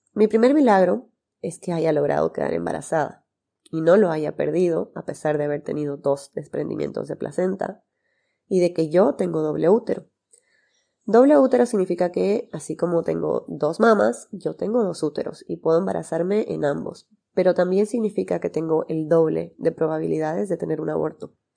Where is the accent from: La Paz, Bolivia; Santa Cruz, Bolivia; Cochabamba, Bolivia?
Santa Cruz, Bolivia; Santa Cruz de la Sierra; tengo 30 años, soy de Santa Cruz, Bolivia, y soy médico cirujano